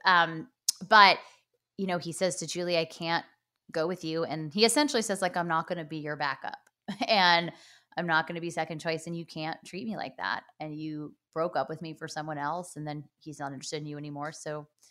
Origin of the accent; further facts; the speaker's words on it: Los Angeles, California, United States; my hometown